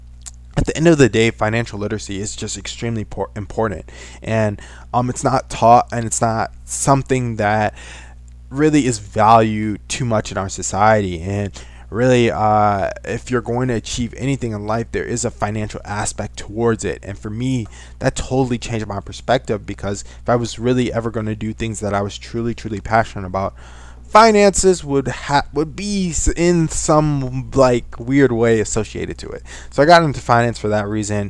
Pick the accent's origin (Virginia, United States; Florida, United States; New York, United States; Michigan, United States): Michigan, United States; Saginaw; I am from Saginaw, Michigan